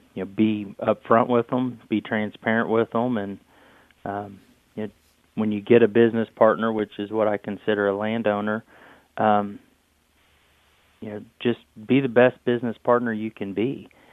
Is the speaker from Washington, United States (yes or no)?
no; Shelbyville, Indiana, United States; we're from Shelbyville, Indiana